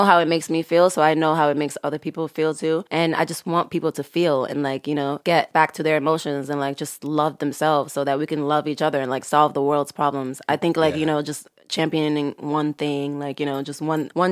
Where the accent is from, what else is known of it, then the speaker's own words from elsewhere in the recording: Senegal; moved away; I love growing up in Senegal